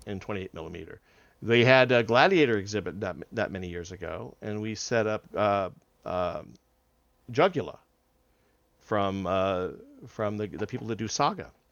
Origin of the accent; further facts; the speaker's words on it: Southern California, United States; moved away as an adult; now in Houston, United States; I'm not a native of Houston. I'm actually originally from Southern California, but we've been here, I've been here since two thousand one